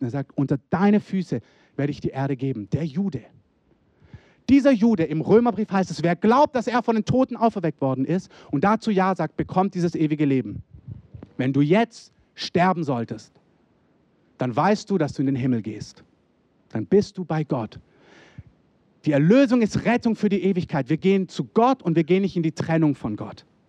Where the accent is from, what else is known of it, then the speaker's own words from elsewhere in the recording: Germany; als Deutsche